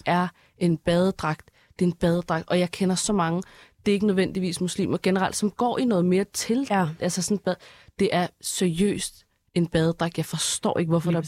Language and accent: Danish; Denmark; jeg er dansker